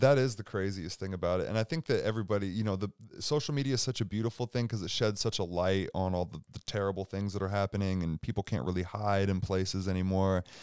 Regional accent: Seattle, Washington, United States; moved away as an adult; now in Spokane, United States; I'm from Seattle

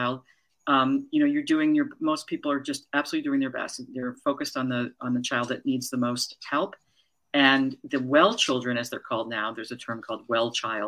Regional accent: Newton, Massachusetts, United States; moved away; also born or lived in New York / Washington, District of Columbia, United States; I ended up coming back to Newton where I grew up

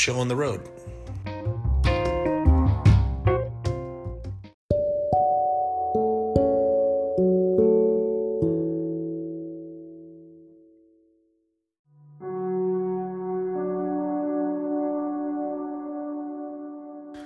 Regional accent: El Paso, Texas, United States; El Paso, Texas, my hometown

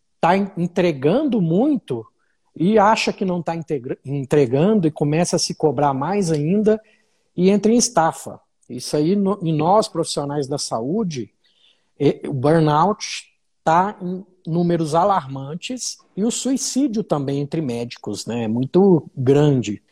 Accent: Uberlândia, Minas Gerais, Brazil; moved away as an adult; now in Brasília, Brazil; sou mineiro de Uberlândia, estou perdido em Brasília há mais de 10 anos, então já sou candango

